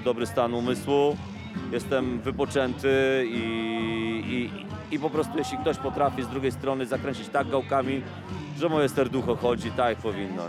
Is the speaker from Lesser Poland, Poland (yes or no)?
no; Bełchatów, Łódź Voivodeship, Poland; pochodzę z Bełchatowa